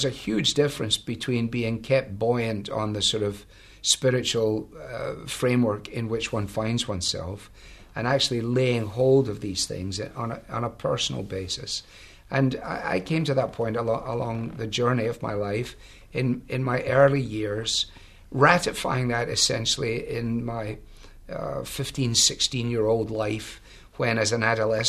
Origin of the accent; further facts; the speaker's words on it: Glasgow, Scotland, United Kingdom; now in United States; I was brought up really in Glasgow in a large interdenominational mission center